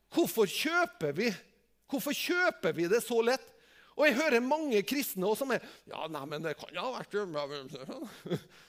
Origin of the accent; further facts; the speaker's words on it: Tingvoll, Møre og Romsdal, Norway; Jeg er jo bare fra Tingvoll